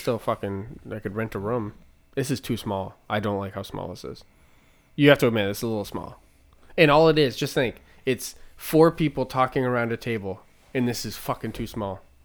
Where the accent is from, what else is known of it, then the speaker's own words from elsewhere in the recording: Manchester, New Hampshire, United States; I'm born in Manchester, New Hampshire